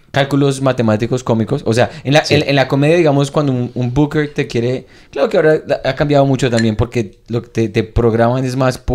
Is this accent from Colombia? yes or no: yes; Colombia; now in Montreal, Canada; Porque como, como, como colombiano, hablando ah, ah, colombiano, español en la casa, sabiendo español, lengua paterna y todo eso